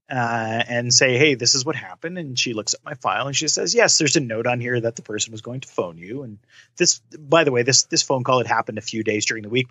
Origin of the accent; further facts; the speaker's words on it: Canada; I'm Canadian